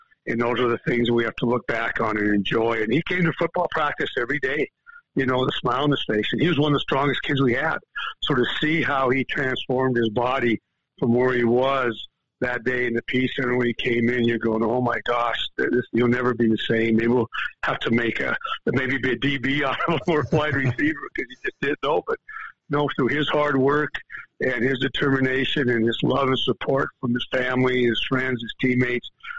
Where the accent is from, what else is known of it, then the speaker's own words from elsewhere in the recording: East Helena, Montana, United States; at least in East Helena growing up